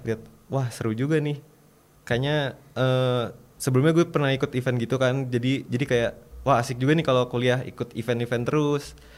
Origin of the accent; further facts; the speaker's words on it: South Tangerang, Banten, Indonesia; asal sekolah gue tuh dari uh, SMA 6 Tangsel Tangerang Selatan